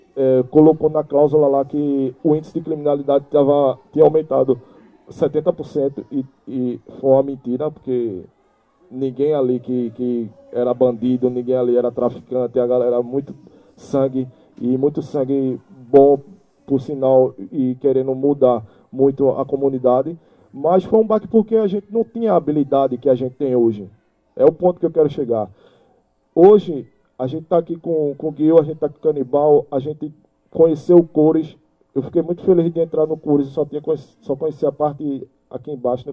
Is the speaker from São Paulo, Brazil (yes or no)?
no; Recife, Pernambuco, Brazil; also born or lived in Brasília; vim lá de Brasília, dentro de um Fusca com minha família. E cheguei aqui em Recife